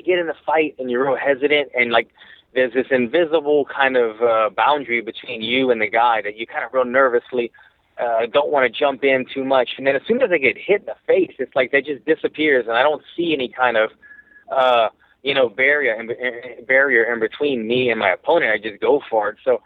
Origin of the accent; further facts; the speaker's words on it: Louisiana, United States; also born or lived in New York; now in Los Angeles, United States; I'm from Louisiana.